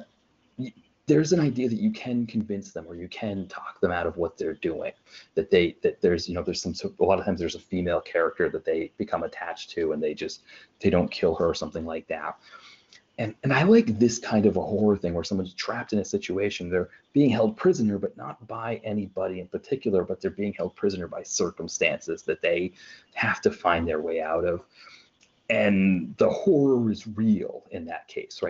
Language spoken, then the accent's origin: English; southern Maine, United States; I grew up in southern Maine